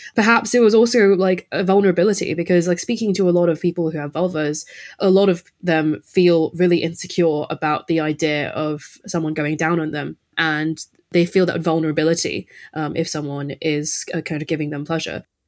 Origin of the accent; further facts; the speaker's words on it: Rotherham, Yorkshire and the Humber, United Kingdom; I'm from Rotherham